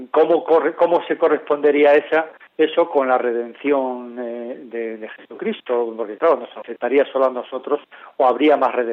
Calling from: Santiago de Compostela, Galicia, Spain; Buenas tardes … de Santiago de Compostela.

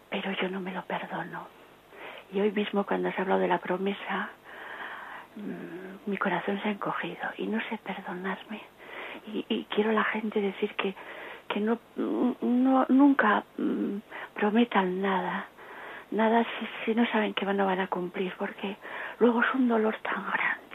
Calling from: Bilbao, Basque Country, Spain; de Bilbao.

